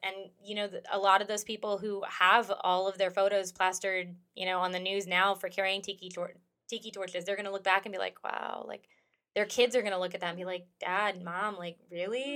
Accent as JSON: {"language": "English", "country": "United States", "tie": "born or raised there", "said": "I'm an American and I've lived here my whole life"}